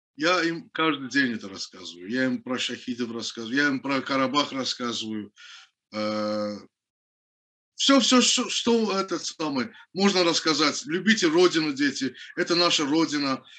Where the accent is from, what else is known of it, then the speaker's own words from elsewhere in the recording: Baku, Azerbaijan; я родился в городе Баку, в поселке Пиршаги